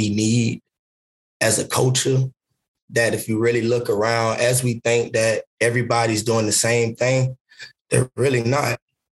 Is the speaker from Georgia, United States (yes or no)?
yes; Savannah, Georgia, United States; I'm from Savannah, Georgia.